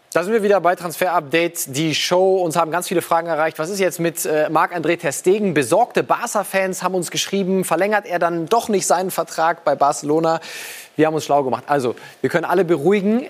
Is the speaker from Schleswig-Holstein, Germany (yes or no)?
no; Swabia, Baden-Württemberg, Germany; ich bin Schwabe